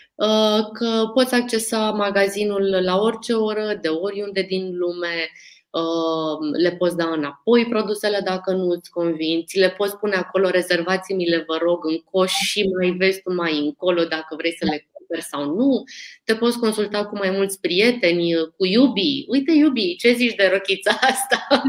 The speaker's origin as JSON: {"language": "Romanian", "country": "Romania", "said": "noi, ca români"}